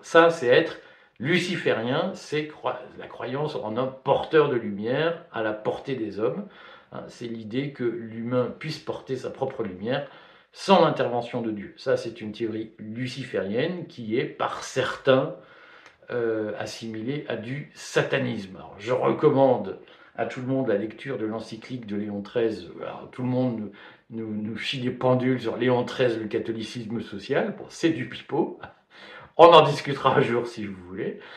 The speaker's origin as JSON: {"language": "French", "town": "Liège", "region": "Wallonia", "country": "Belgium", "tie": "born or raised there", "said": "Quand j'étais petit, vous savez, j'ai grandi à Liège, en Belgique"}